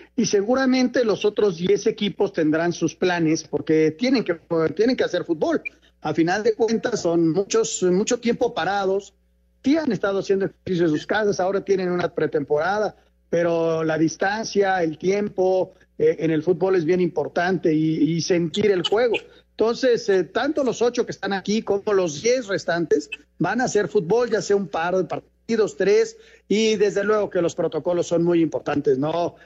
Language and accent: Spanish; Mexico; yo me siento más mexicano porque nací aquí, porque las costumbres son de aquí